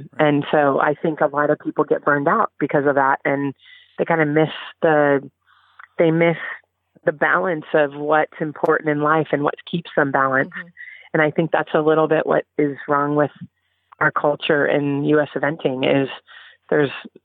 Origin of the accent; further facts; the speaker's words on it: California, United States; I grew up in California